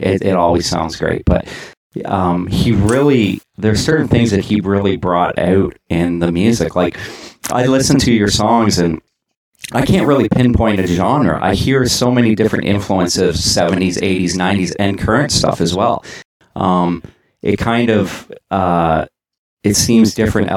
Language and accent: English; Canada; As a Canadian and a beer lover